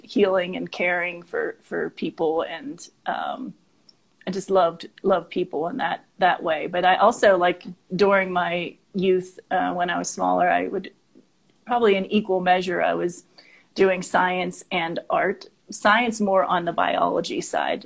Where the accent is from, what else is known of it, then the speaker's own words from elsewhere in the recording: Monroeville, Pennsylvania, United States; moved away as an adult; also born or lived in Chicago, Illinois; now in Denver, United States; I grew up in um, Monroeville, which is outside of Pittsburgh, Pennsylvania, so a suburb mm. of Pittsburgh.